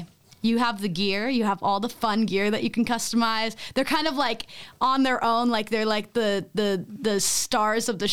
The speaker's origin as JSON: {"language": "English", "region": "Illinois", "country": "United States", "tie": "born or raised there", "also_born_or_lived": "Toronto, Canada", "moved": "as an adult", "said": "I was born in Toronto and I grew up there until I was like 3. And then I moved to Illinois. And that's where really my whole life took place until college"}